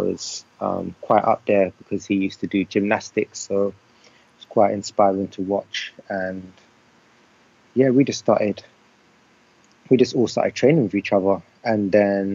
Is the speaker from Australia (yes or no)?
no; London, United Kingdom; I'm from London. I'm from west side of London.